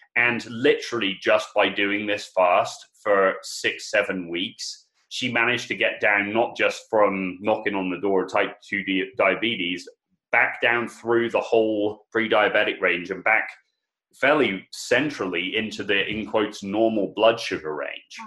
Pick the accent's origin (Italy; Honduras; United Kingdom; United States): United Kingdom; England; I'm English